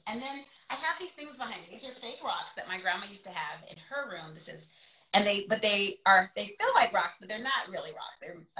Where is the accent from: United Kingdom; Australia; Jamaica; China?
Jamaica; So I am like Jamaican, right?